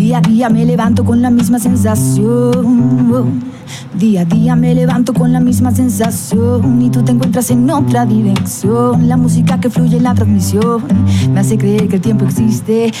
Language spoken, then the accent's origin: Spanish; Torreón, Coahuila, Mexico; Yo soy de Torreón, arriba el norte